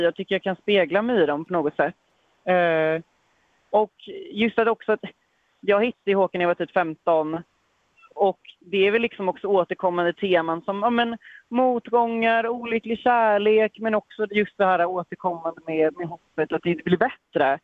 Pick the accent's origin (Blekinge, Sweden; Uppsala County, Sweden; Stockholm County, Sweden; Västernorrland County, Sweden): Stockholm County, Sweden; Stockholm; moved away as an adult; also born or lived in Nacka Municipality, Sweden; now in Mölndal, Sweden; Stockholm där jag kommer ifrån